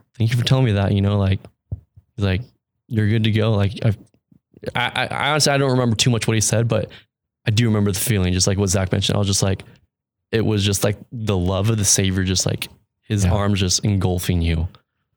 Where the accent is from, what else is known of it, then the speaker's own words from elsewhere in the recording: Mesa, Arizona, United States; also born or lived in Mexico; growing up in Arizona